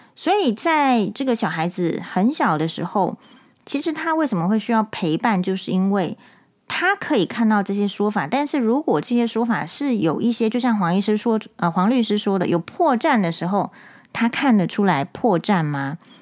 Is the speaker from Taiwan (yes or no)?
yes; Taiwan; 我们台湾人